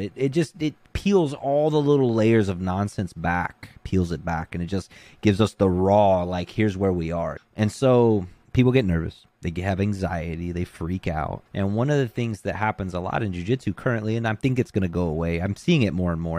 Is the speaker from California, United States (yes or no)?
no; Gulf Shores, Alabama, United States; moved away; I'm originally from Gulf Shores, Alabama, which is an island at the bottom of Alabama